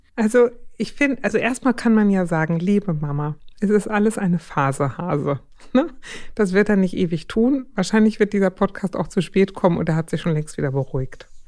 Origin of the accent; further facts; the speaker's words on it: Schleswig-Holstein, Germany; moved away; Ich bin ja aus Schleswig-Holstein gebürtig